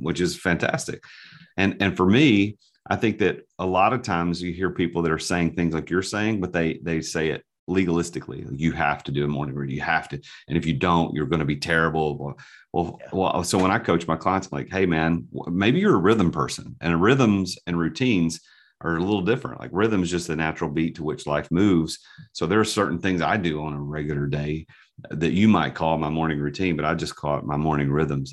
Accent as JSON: {"language": "English", "town": "Nashville", "region": "Tennessee", "country": "United States", "tie": "born or raised there", "said": "I'm from the South, I'm, I'm from Nashville, born and raised"}